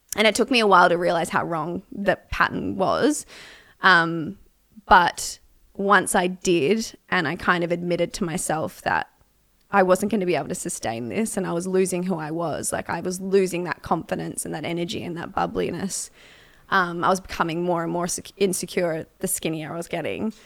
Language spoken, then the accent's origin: English; Melbourne, Victoria, Australia; I grew up in Melbourne, Australia